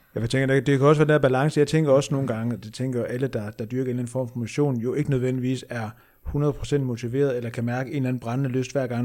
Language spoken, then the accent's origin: Danish; Aalborg, North Denmark Region, Denmark; jeg er endda fra Aalborg